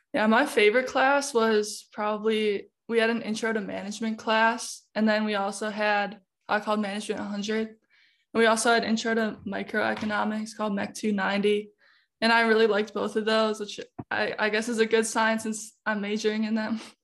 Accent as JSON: {"language": "English", "region": "Illinois", "country": "United States", "moved": "as an adult", "lives_now": "St. Louis, United States", "said": "I'm out-of-state. I'm from Illinois, so not too far"}